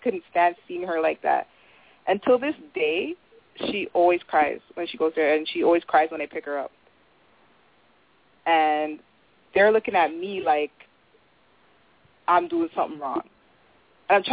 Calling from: Toronto, Ontario, Canada; I'm calling from Toronto

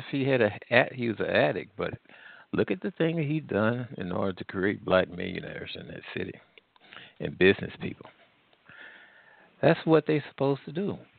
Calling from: Missouri, United States; Midwest. Okay. Between Louisiana and Missouri.

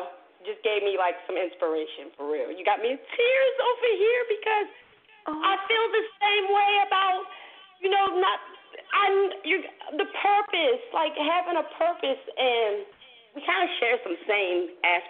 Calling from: West Virginia, United States; I'm calling from West Virginia.

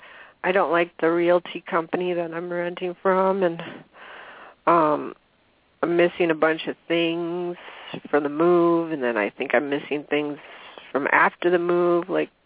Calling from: Acme, Washington, United States

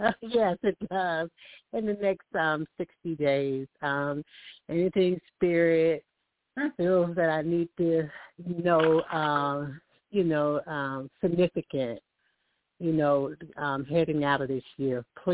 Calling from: Alabama, United States; I'm calling from Alabama

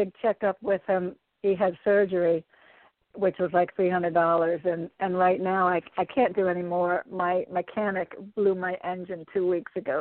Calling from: Connecticut, United States; I'm calling from Connecticut.

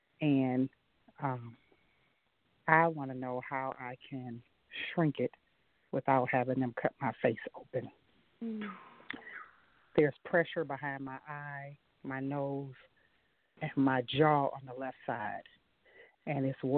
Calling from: Michigan, United States; I'm calling from Michigan.

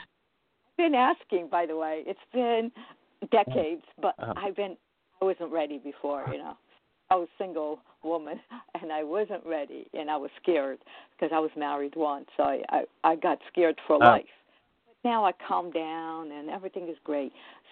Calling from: New Jersey, United States; I'm calling from New Jersey.

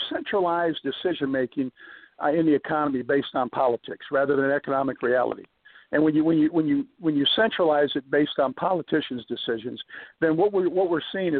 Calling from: Virginia, United States; from Virginia.

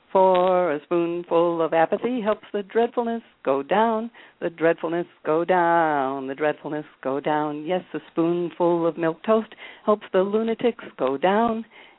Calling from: Chicago, Illinois, United States

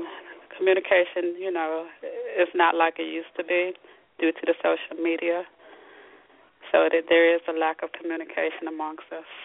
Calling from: Upper Marlboro, Maryland, United States; I'm calling from Upper Marlboro, Maryland.

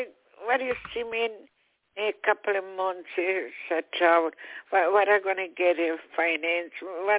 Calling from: New York, United States; I'm calling from New York.

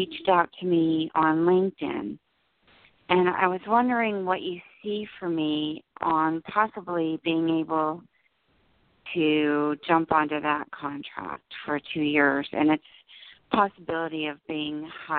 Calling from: New Jersey, United States; New Jersey.

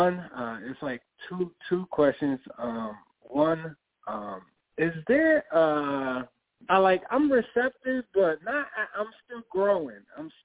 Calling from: Connecticut, United States

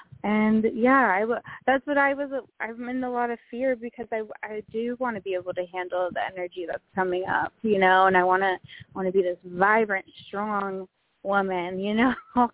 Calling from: Benicia, California, United States; I'm in Benicia, California. We're by the water.

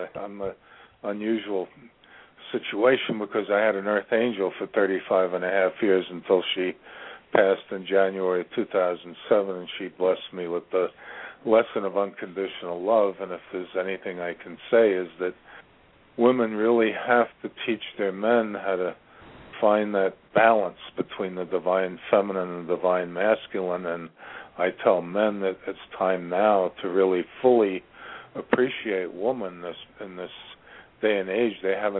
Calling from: Ashland, Virginia, United States; The center of the universe. Ashland, Virginia.

